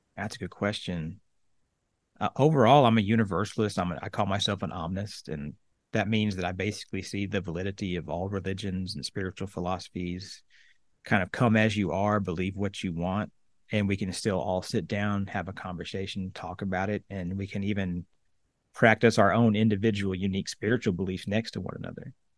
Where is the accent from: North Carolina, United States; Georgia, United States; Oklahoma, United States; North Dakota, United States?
Oklahoma, United States; moved away as an adult; I grew up in Oklahoma, a little small town in the middle of the state, uh, about eight thousand people.